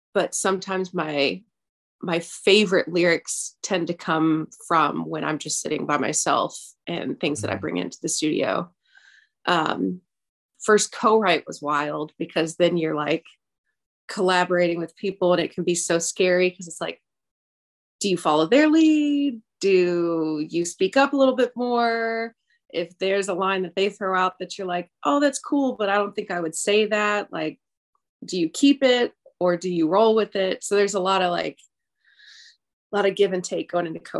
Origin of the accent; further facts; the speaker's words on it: Nashville, Southern, United States; accent: Southern twang; I'll have like a little twang in some things that I say, because I am Southern. I've been in Nashville for 21 years, so sometimes my little accent will come out